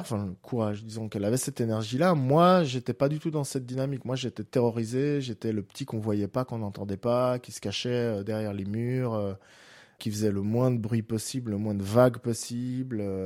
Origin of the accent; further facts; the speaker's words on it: Geneva, Switzerland; j'habite Genève, je suis né à Genève.